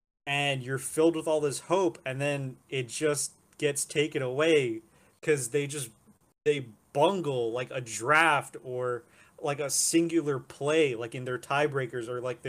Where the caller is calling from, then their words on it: New York City, New York, United States; New York City.